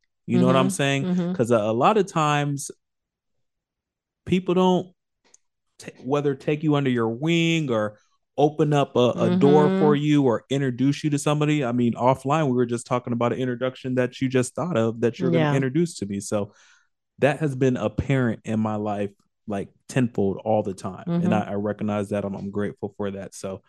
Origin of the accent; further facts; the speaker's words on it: Orlando, Florida, United States; I'm born and raised in Orlando, so that was my number one.